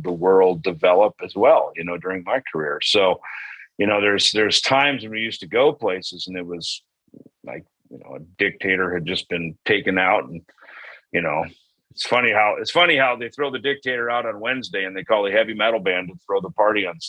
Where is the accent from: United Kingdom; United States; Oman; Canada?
United States; Minnesota; I grew up in Minnesota